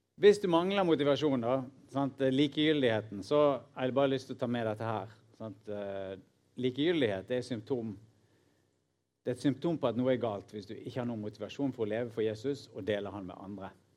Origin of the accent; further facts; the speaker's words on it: Norway; nordmenn som leser Bibelen, inkludert meg sjøl